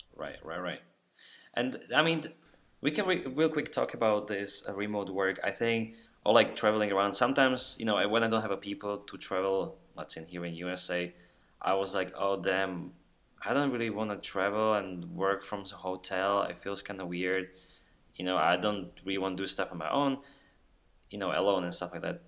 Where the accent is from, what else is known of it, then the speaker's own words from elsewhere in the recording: Slovakia; now in Austin, United States; I'm a dude from Slovakia working now in Austin, Texas for IBM